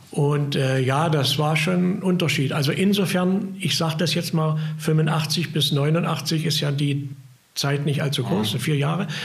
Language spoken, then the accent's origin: German; Köthen, Saxony-Anhalt, Germany; Ich komme ja aus Köthen